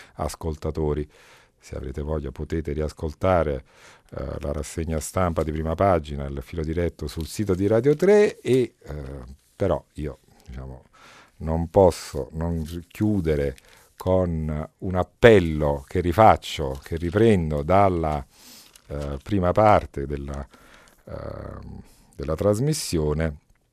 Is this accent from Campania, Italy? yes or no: yes; Camorra area, Campania, Italy; moved away; Vengo eletto in un contesto difficile, quello dal quale provengo io, è altamente probabile che uno o due consiglieri comunali vengano decisi dalla Camorra